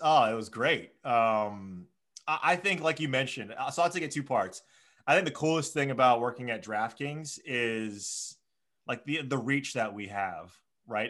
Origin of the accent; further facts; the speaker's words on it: Hawaii, United States; Born and raised in Hawaii